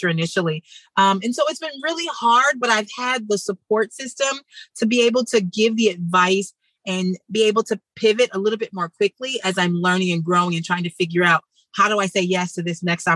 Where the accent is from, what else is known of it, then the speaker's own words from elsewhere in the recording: Midwest, United States; growing up in the Midwest in the city